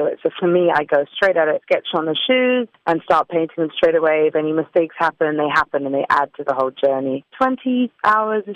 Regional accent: Durban, KwaZulu-Natal, South Africa; now in London, United Kingdom; My story begins in Durban

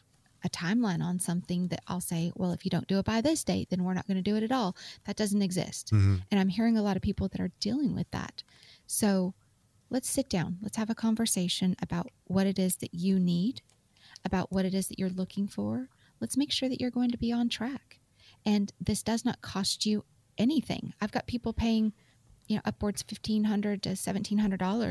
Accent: Utah, United States; I grew up in Utah.

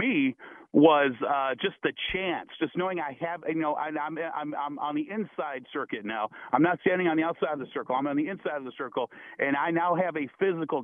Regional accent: Toledo, Ohio, United States; I grew up in Toledo, Ohio

